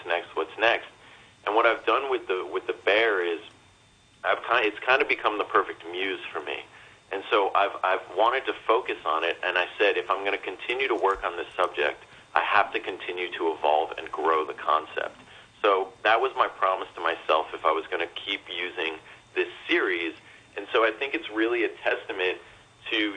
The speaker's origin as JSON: {"language": "English", "region": "New York", "country": "United States", "tie": "born or raised there", "also_born_or_lived": "Manhattan, New York City / Westchester", "said": "I'm born and raised in New York"}